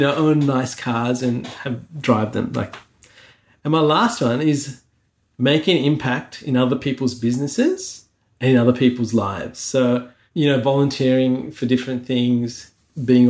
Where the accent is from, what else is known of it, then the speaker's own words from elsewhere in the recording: Sri Lanka; now in Australia; I was born in Sri Lanka, right? I grew up there in a time there was civil war